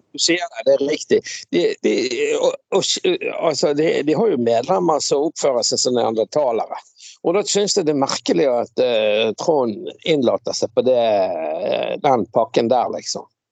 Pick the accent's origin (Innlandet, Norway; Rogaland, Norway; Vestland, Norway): Vestland, Norway; Bergen; Jeg vokste jo opp på Laksevåg